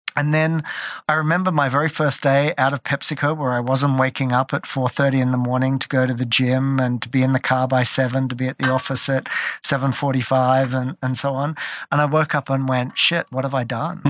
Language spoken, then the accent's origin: English; Australia; moved away as an adult; also born or lived in London; I grew up in Australia